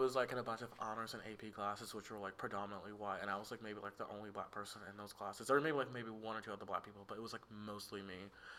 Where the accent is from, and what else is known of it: Tuscaloosa, Alabama, United States; born or raised there